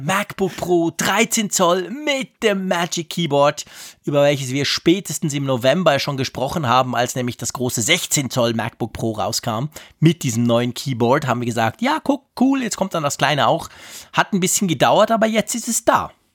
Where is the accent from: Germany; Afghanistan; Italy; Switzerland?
Switzerland; als Schweizer